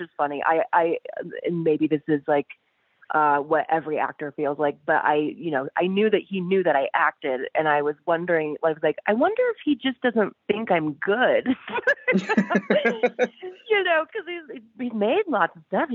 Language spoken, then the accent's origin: English; Tampa, Florida, United States; moved away as an adult; also born or lived in Tallahassee, Florida; now in Los Angeles, United States; I'm a Floridian